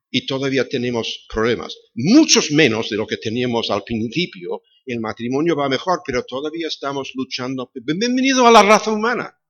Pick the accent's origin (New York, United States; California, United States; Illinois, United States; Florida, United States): Illinois, United States; Chicago; moved away; Nací en Chicago